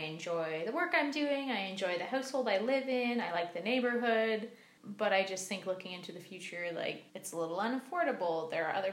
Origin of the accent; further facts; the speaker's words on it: Vernon, British Columbia, Canada; moved away; my hometown